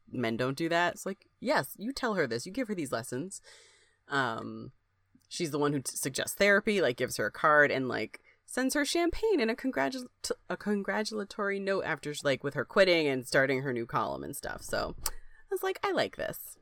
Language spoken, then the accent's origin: English; Springfield, United States; I grew up in Springfield